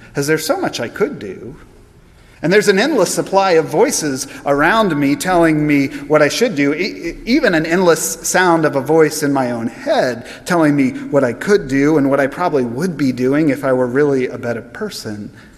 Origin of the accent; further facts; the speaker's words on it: United States; as American Christians